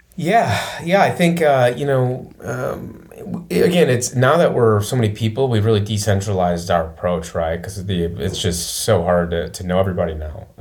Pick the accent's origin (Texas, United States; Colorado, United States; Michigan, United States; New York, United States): Michigan, United States; Flint; moved away as an adult; also born or lived in Chicago / Detroit; now in Nashville, United States; Mid Michigan, like uh, Flint area, basically yeah. um, Flint, and then I went to Michigan State